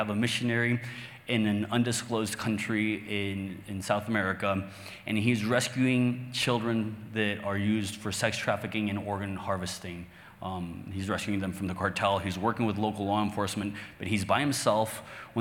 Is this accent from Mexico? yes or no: yes; Mexico; English is a second language; I'm Mexican, born and raised. I live in Mexico to this day. English is my second language.